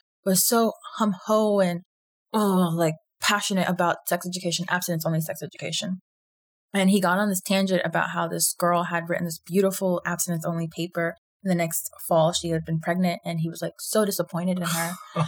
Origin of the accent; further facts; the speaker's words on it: the South, United States; growing up in the South